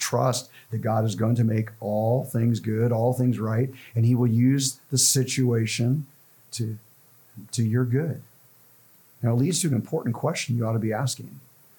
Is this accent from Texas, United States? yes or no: no; Los Angeles, California, United States; also born or lived in central Ohio; now in Ohio, United States; growing up in Los Angeles, I didn't see this. But since I've come here to the Midwest